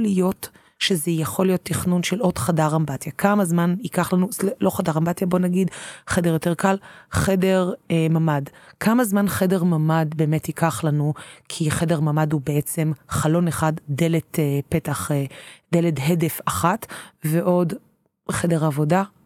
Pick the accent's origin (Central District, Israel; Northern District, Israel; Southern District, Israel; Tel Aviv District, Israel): Tel Aviv District, Israel; Tel Aviv; אני תל אביבית